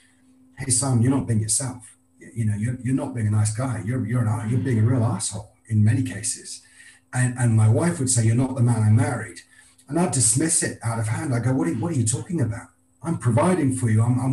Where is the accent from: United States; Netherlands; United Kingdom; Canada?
United Kingdom; Scotland; I'm a Scotsman